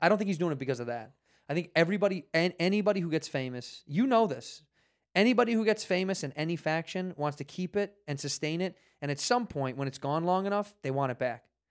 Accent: Chicago, Illinois, United States; moved away as an adult; now in Los Angeles, United States; I would move back to Chicago where I'm from

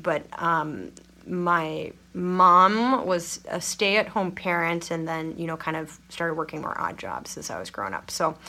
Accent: Nebraska, United States; moved away; also born or lived in Minnesota; the first place I came from was not even a town. Like my address was rural Route 1 for where I grew up in Nebraska. So I was born, I guess Menominee is technically the name of like the town.

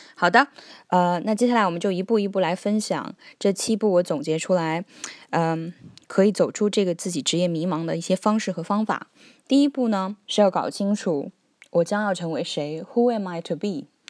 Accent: China; moved away as an adult; also born or lived in Beijing / Hong Kong / Cambridge; now in Australia; 我们中国人都说有三百六十五行，行行出状元

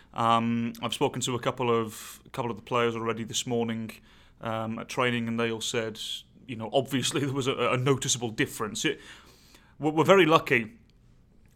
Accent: England, United Kingdom; moved away as an adult; now in United States; I can still vote in England

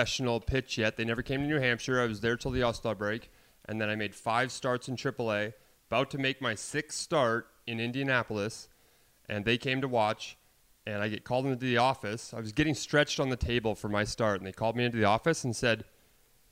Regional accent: Canada; moved away as an adult; I'm Canadian. I follow the Jays. I grew up watching the Jays

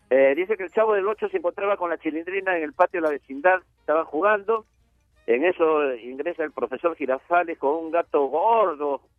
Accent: Peru; Yo de Perú, Sudamérica.

